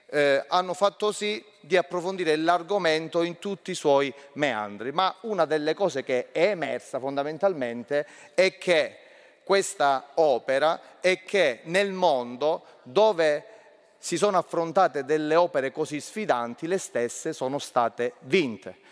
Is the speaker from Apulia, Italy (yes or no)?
no; Calabria, Italy; also born or lived in Messina; da Calabrese che ha studiato a Messina